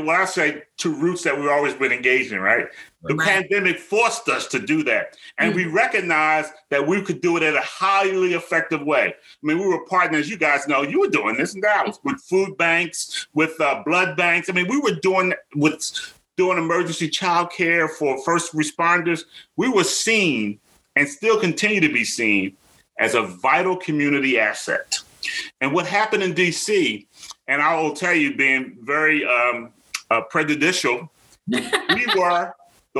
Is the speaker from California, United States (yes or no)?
no; Philadelphia, Pennsylvania, United States; growing up in South Philly